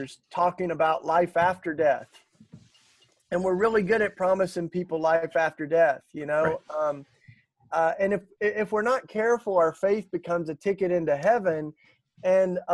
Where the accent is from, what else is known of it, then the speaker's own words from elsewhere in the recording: the Bible Belt, United States; growing up in the Bible Belt